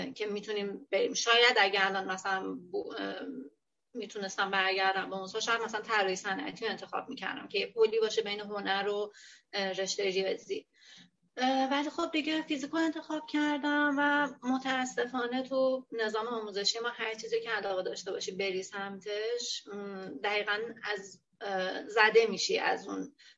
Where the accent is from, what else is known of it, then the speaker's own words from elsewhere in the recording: Hamadan, Hamadan Province, Iran; moved away as an adult; also born or lived in Tehran; now in Bushehr, Iran; ولی خودم بزرگ شده همدان و خود خب متولد همدانم